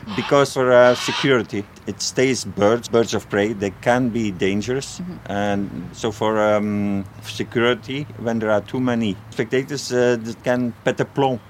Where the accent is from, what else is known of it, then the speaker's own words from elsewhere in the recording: Flanders, Belgium; English is a second language; moved away; originally I'm uh, Flemish